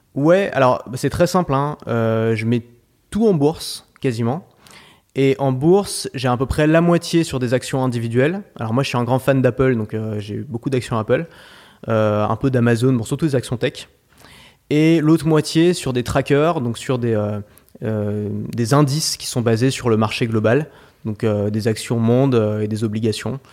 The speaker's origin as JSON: {"language": "French", "town": "Paris", "region": "Île-de-France", "country": "France", "tie": "born or raised there", "said": "J'ai grandi à Paris et c'est une ville euh, que j'affectionne beaucoup"}